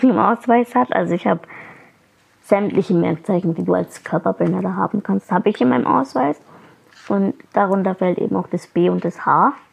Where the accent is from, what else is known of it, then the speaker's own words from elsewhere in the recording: Fürth, Bavaria, Germany; ich bin auch in Fürth aufgewachsen und geboren